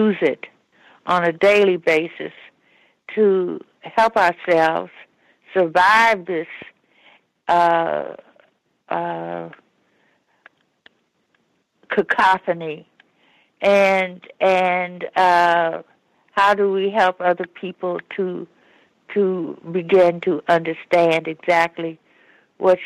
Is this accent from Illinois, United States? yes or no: yes; Chicago, Illinois, United States; also born or lived in Washington, D.C.; I come from Chicago. I've been living in Chicago for over 20 years, but I lived in D.C. for over 20 years.